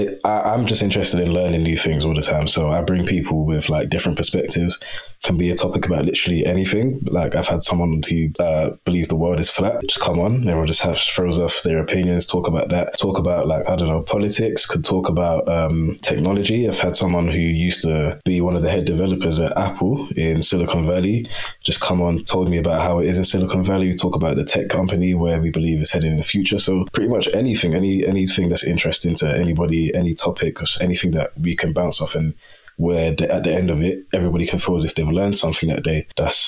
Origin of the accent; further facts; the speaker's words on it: Nigeria; because even though we're all Nigerian, like, when it comes to, like, different tribes and stuff